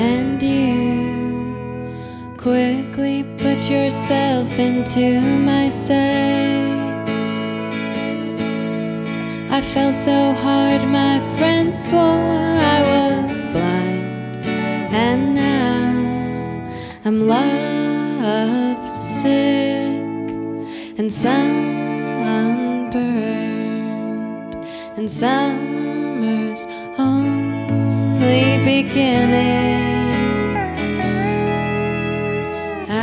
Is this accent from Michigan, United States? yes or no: yes; St. Joseph, Michigan, United States; I grew up in southwest Michigan on the lake in a town called St. Joseph